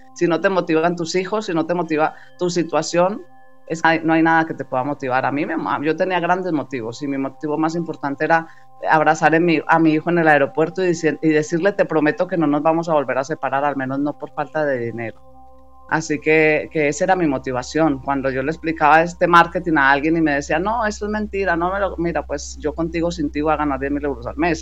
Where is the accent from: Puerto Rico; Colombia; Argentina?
Colombia; now in Spain; soy, colombiana